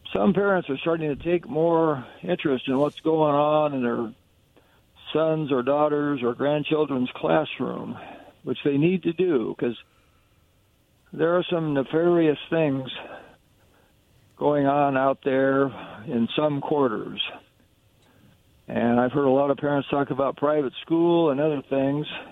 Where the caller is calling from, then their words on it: Kennewick, Washington, United States; calling from Kennewick